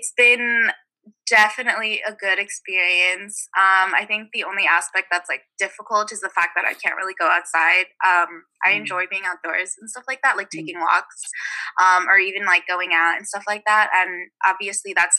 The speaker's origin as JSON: {"language": "English", "town": "Alameda", "region": "California", "country": "United States", "said": "Right now I'm back home in the Bay Area. I'm from Alameda, which is like a really small island town that's situated in the Bay"}